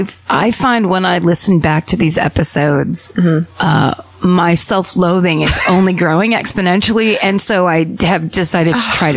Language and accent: English; Kenosha, Wisconsin, United States; I was raised in Kenosha, Wisconsin, and I was told this story about this awful area in town.